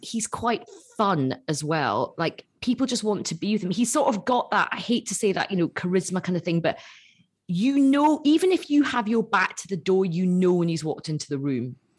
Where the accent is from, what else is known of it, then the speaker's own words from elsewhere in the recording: Glasgow, Scotland, United Kingdom; I'm from Glasgow.